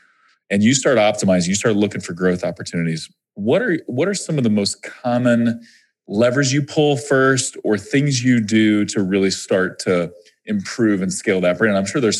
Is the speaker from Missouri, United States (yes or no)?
yes; Springfield, Missouri, United States; also born or lived in Kansas City, Missouri; I grew up in Springfield, Missouri, which is where OMG is headquartered, but I was born in Kansas City. All my family's from Kansas City.